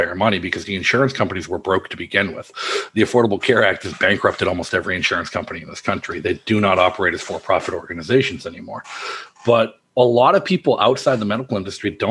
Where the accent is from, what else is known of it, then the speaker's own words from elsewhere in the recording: Massachusetts, United States; I'm a Red Sox fan, born and bred in Massachusetts